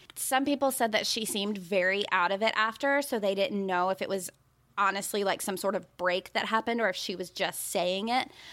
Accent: Birmingham, Alabama, United States; Now, we're from Birmingham, Alabama

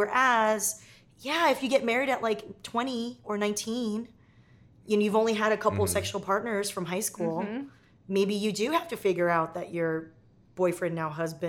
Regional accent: Torrance, California, United States; I grew up in Torrance down in Southern California here.

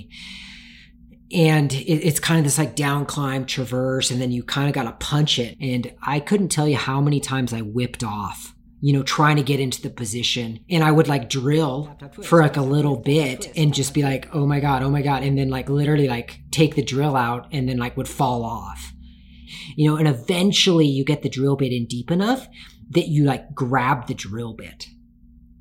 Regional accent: Tacoma, Washington, United States; I grew up in Tacoma, Washington.

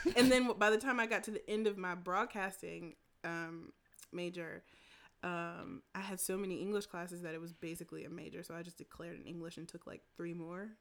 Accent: Winston-Salem, North Carolina, United States; I grew up in Winston Salem

